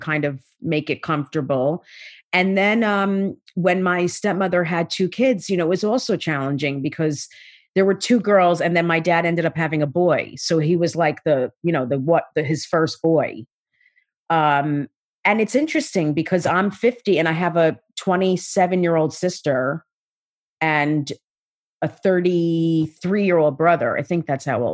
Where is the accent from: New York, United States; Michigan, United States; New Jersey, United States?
New Jersey, United States; South Orange; I grew up in South Orange, New Jersey